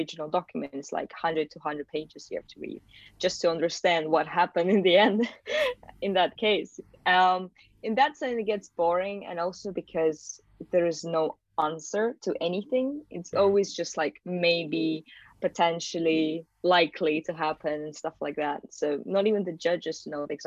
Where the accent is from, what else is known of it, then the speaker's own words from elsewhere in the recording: Malaysia; also born or lived in Kazakhstan; now in United Kingdom; I moved to Malaysia when I was just like 7 or 8 years old. So I actually went to British International School then and finished my school in Malaysia.